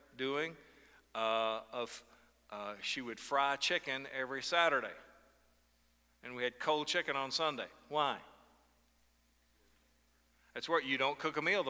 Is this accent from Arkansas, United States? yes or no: yes; Northeast Arkansas, United States; moved away as an adult; also born or lived in Chicago suburbs; my hometown in Northeast Arkansas